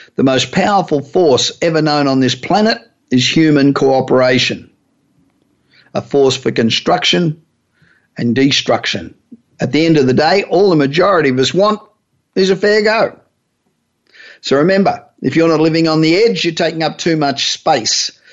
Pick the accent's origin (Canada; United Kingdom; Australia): Australia; accent: Australian; moved away as an adult; now in Los Angeles, United States; Although my accent still sounds like I'm Australian